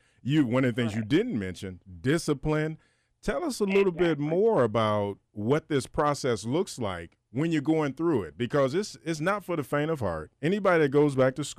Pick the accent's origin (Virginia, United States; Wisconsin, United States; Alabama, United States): Alabama, United States; I'm from Alabama